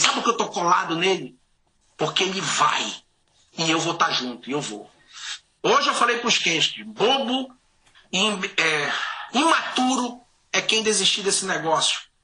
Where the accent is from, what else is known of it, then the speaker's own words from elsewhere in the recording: Santarém, Pará, Brazil; moved away as an adult; also born or lived in Belém; now in United States; Eu, é, nasci em Belém, nasci em Santarém, me cresci numa ilha, fui para Belém